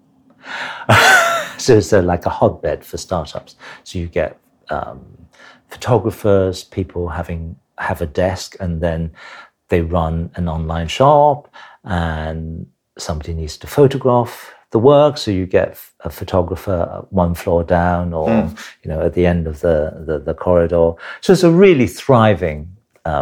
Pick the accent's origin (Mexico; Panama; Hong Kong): Hong Kong; now in United Kingdom; I was born in Hong Kong